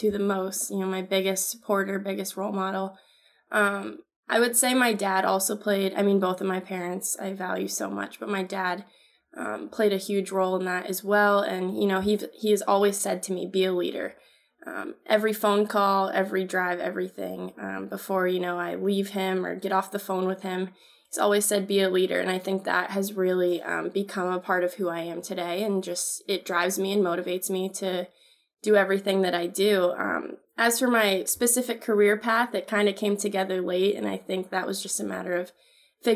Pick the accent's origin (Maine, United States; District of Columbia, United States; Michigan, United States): Maine, United States; Old Town; moved away as an adult; now in Connecticut, United States; my hometown, I grew up in Old Town, Maine, which is Wabanaki homelands